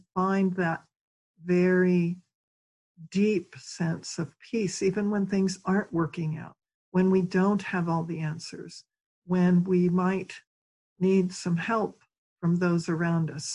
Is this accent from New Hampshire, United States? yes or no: no; Philadelphia, Pennsylvania, United States; I come from Philadelphia, Pennsylvania